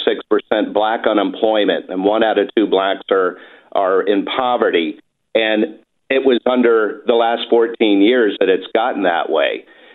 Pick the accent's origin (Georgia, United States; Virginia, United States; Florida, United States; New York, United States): Virginia, United States; Appomattox County; also born or lived in Raleigh, North Carolina / Washington, D.C.; now in Durham, United States; Actually, I grew up on a farm. I really like history, so this kind of points to it as well, in Appomattox County, Virginia.